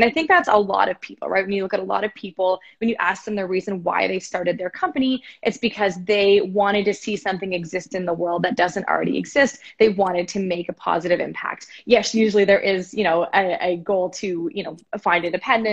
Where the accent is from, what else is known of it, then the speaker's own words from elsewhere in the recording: Canada; as a Canadian citizen